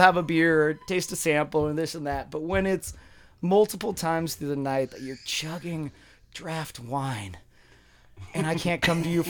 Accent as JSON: {"language": "English", "town": "Apache Junction", "region": "Arizona", "country": "United States", "tie": "born or raised there", "lives_now": "Mesa, United States", "said": "I grew up out in Apache Junction, dude. Like, I'm a desert rat"}